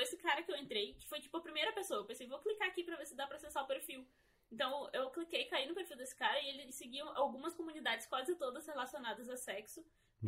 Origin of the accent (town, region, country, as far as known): Brazil